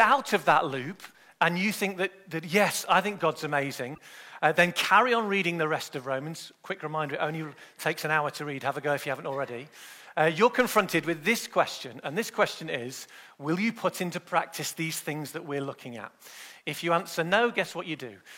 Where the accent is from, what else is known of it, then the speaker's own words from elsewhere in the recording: Manchester, North West England, United Kingdom; I was born in Manchester in the UK